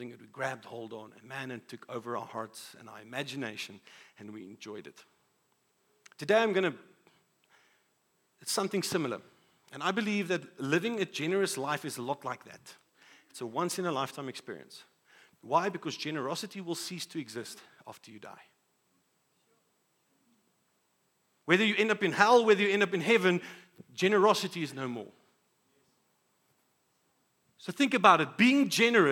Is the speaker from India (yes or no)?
no; South Africa; as a South African